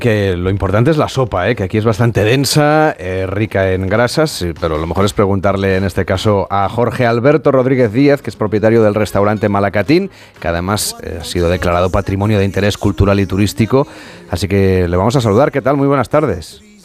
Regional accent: Barcelona, Catalonia, Spain; yo soy de Barcelona

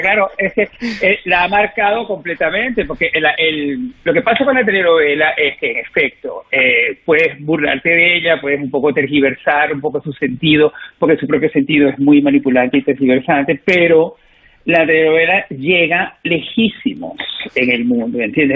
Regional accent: Venezuela; moved away; soy venezolano

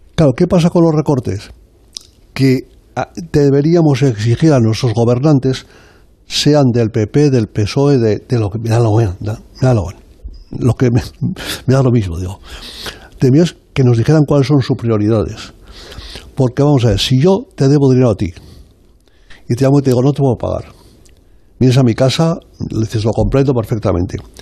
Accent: Zaragoza, Aragon, Spain; moved away; also born or lived in Sant Quirze Safaja; soy yo de Zaragoza, yo soy de allí

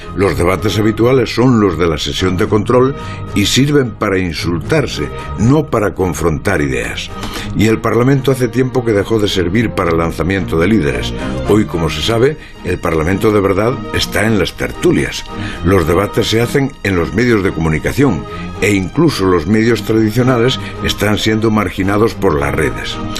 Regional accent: Lugo, Galicia, Spain; mi pueblo de Lugo

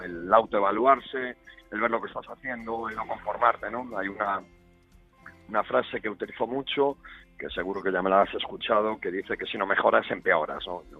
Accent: Santiago de Compostela, Galicia, Spain; yo nací en Santiago de Compostela

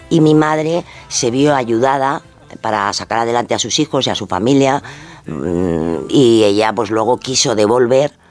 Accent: Extremadura, Spain; now in Madrid, Spain; nosotros veníamos, vinimos de Extremadura a, Madrid y bueno, pues veníamos pues con muchísimas dificultades.

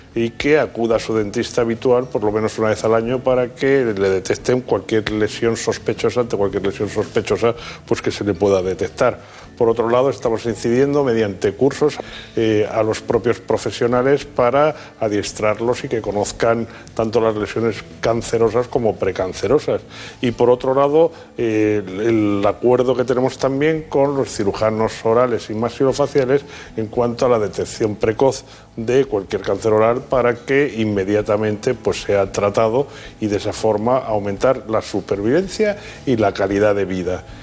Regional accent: Spain; los españoles

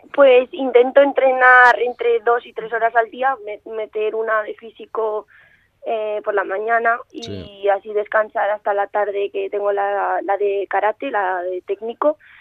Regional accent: Zaragoza, Aragon, Spain; he nacido aquí, Y vivo aquí

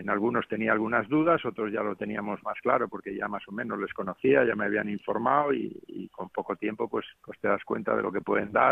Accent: Cantabria, Spain; moved away; estoy en mi tierra, que he venido para acá a ver a mi hijo y, y bueno, disfrutando de, la tierra ahora, del frescor un poco aquí de Cantabria.

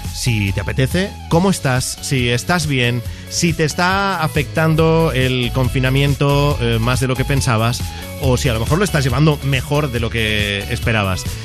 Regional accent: Catalonia, Spain; como soy catalán

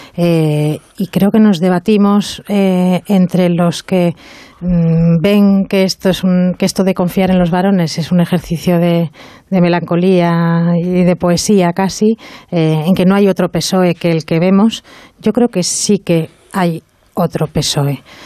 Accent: Bilbao, Basque Country, Spain; Soy de Bilbao

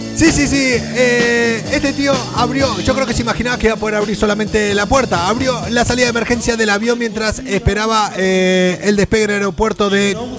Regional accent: Argentina; also born or lived in Madrid, Spain; now in Spain; No tenemos muy buen recuerdo los argentinos

